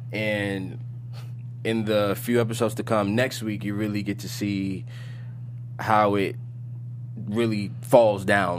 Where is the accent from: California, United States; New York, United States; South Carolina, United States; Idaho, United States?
New York, United States; New York City; I'm from Brooklyn